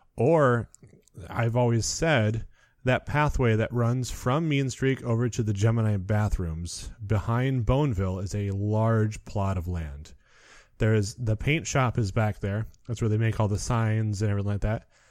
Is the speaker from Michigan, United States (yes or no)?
yes; Muskegon, Michigan, United States; I'm from Muskegon, Michigan, so we had Michigan's Adventure